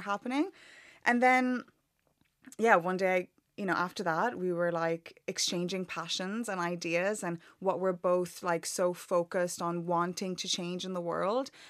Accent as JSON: {"language": "English", "country": "Ireland", "tie": "born or raised there", "accent": "Irish", "moved": "as an adult", "lives_now": "London, United Kingdom", "said": "I grew up in Ireland my whole life"}